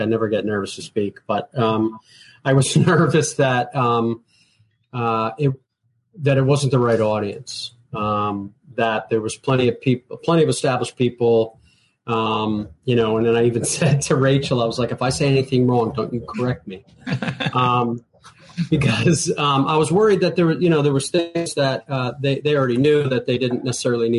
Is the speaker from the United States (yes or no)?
yes; Northeast, United States; I'm from the Northeast